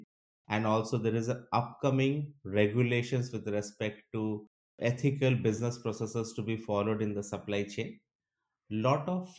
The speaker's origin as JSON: {"language": "English", "country": "India", "also_born_or_lived": "Malaysia / Singapore", "moved": "as an adult", "lives_now": "Stockholm, Sweden", "said": "Originally, I am from India. I have been living in Stockholm for the last 11 years"}